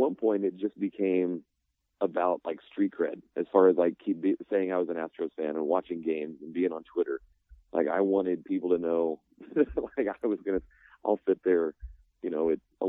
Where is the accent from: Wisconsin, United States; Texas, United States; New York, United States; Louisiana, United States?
Texas, United States; Houston; I grew up in Houston